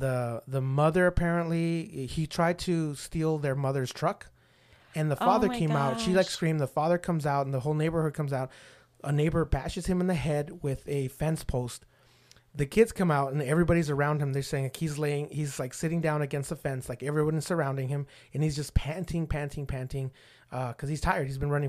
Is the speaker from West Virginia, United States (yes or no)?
no; El Paso, Texas, United States; Obviously, I'm from El Paso.